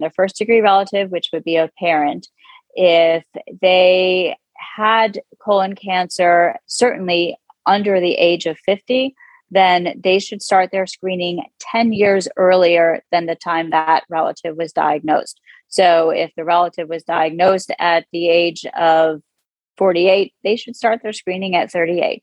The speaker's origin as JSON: {"language": "English", "town": "Manalapan", "region": "New Jersey", "country": "United States", "tie": "born or raised there", "also_born_or_lived": "Abington, Pennsylvania", "moved": "yes", "said": "I grew up in central Jersey in a town called Manalapan, New Jersey, about halfway between New York City and Philadelphia"}